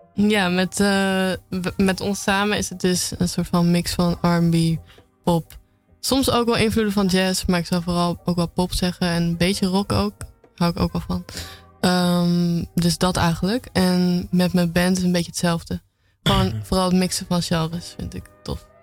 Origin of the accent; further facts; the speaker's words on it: Apeldoorn, Gelderland, Netherlands; now in Amsterdam, Netherlands; officieel kom ik uit Apeldoorn